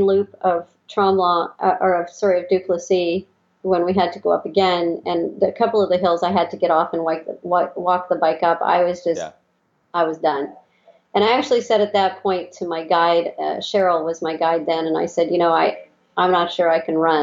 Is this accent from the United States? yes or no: no; Scotland, United Kingdom; moved away; I'm Scottish. I was born in Scotland originally.